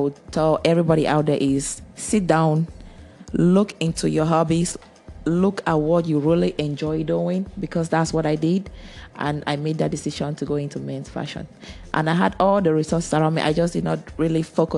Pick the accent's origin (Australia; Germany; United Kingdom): Germany; moved away as an adult; also born or lived in Cameroon; I grew most of my life in Germany. I grew up in Germany and I went to school over there.